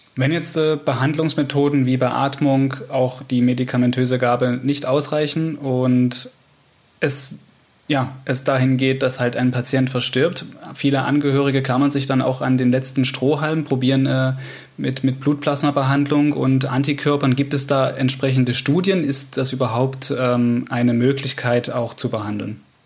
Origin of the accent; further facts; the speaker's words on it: Saxony, Germany; bei uns in Sachsen